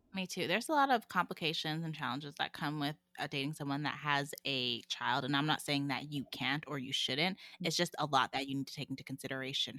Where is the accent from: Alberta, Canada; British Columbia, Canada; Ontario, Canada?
Alberta, Canada; Calgary; also born or lived in Miami, United States; when I moved back to Calgary from Miami